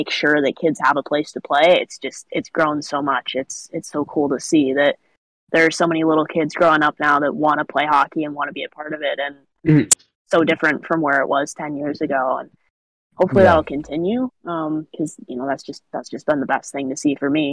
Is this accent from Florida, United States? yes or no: no; Arizona, United States; born or raised there